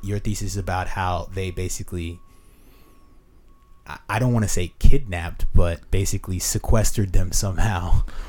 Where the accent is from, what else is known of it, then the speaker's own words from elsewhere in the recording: United States; as American